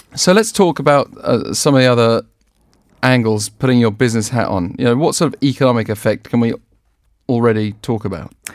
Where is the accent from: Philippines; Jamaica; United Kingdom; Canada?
United Kingdom; England; You and I both being English